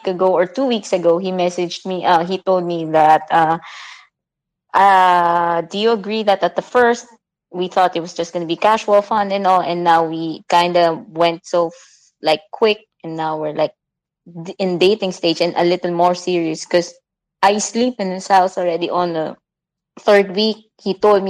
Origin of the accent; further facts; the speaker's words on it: Philippines; I'm a Filipino